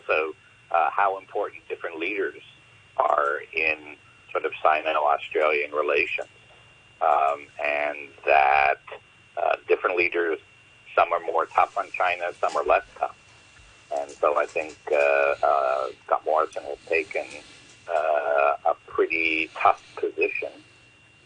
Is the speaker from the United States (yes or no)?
no; Canada; I'm Canadian